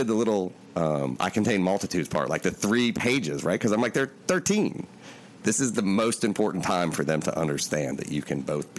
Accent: Appalachia, United States; I'm from Appalachia

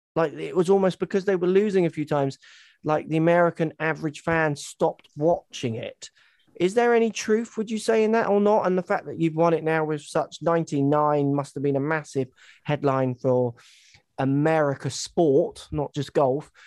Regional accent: England, United Kingdom; I'm English

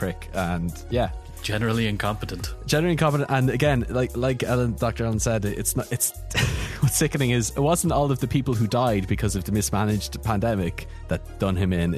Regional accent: Ireland; moved away as an adult; now in United Kingdom; I'm Irish, just like Steve, but I've been living in the UK now for 4 years

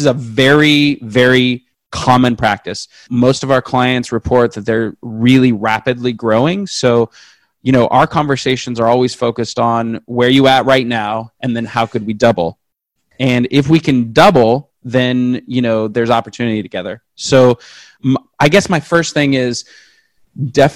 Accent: West Coast, United States; I'm from the West Coast.

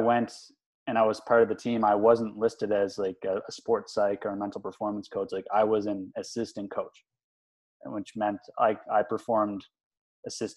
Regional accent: New Haven, Prince Edward Island, Canada; I grew up in New Haven, Prince Edward Island

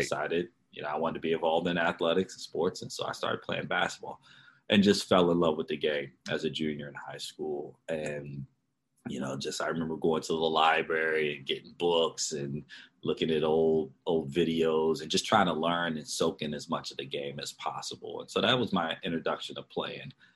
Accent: Baltimore, Maryland, United States; I grew up in Baltimore, Maryland

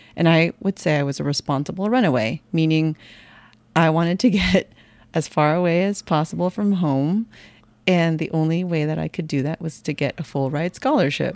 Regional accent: San Jose, California, United States; I was born in San Jose, California

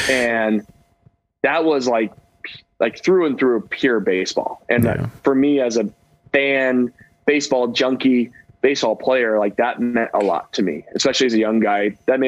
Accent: West Coast, United States; as a kid growing up on the West Coast, you don't hear about Pittsburgh

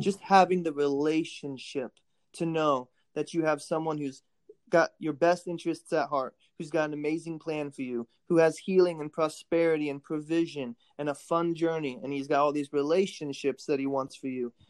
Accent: Warsaw, Indiana, United States; also born or lived in Kentucky; born in Warsaw, Indiana, and uh, I've uh, been in Indiana most of my life

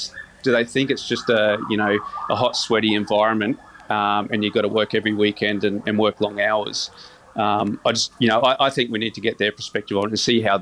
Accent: Caloundra, Queensland, Australia; I came from the Sunshine Coast at Caloundra or Karramundi.

